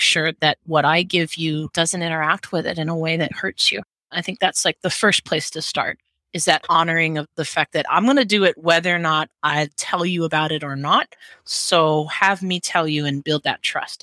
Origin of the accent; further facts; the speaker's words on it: Hawaii, United States; also born or lived in Seattle; As a Hawaiian, I, I dance hula.